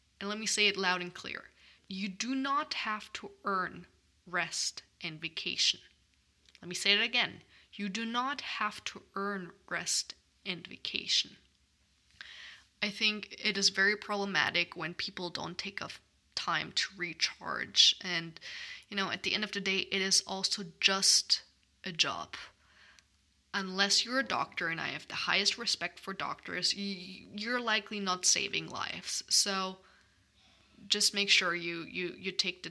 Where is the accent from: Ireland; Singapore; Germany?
Germany; now in United States; In my home country of Germany